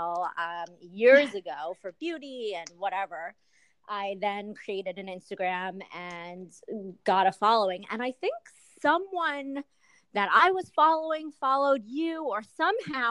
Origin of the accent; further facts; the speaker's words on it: New York, United States; I'm a New Yorker